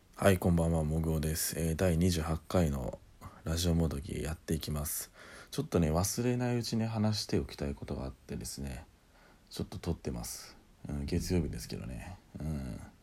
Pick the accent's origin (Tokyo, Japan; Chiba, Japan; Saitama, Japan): Saitama, Japan; 僕埼玉です